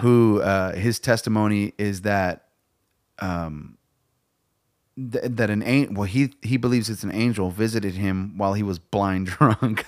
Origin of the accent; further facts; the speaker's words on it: United States; I'm proud of being American.